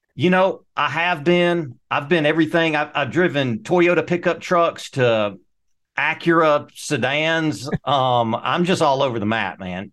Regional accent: Mississippi Delta, United States; moved away; when I grew up in the Mississippi Delta, we had 45 acres was my backyard

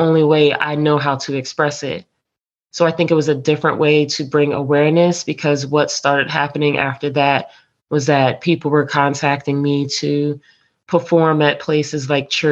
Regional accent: New Jersey, United States; now in Hampton Roads, Virginia, United States; I am originally from New Jersey, and I reside here in Hampton Roads area of Virginia

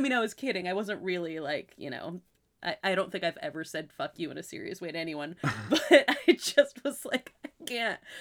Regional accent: Massachusetts, United States; moved away; also born or lived in California; where I was born in Massachusetts

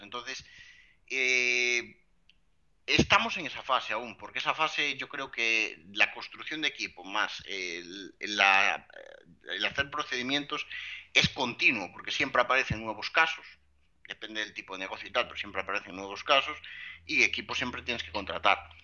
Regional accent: Lugo, Galicia, Spain; yo soy un chico de Lugo

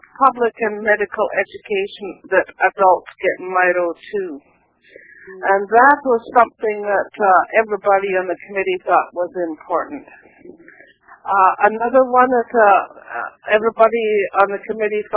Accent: West Coast of Canada, Canada; I'm a Canadian from the West Coast

